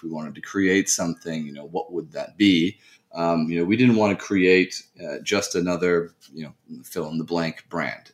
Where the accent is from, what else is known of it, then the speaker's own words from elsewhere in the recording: United States; also born or lived in France; I did move to the U.S. at a quite young age and spent most of my upbringing in the U.S.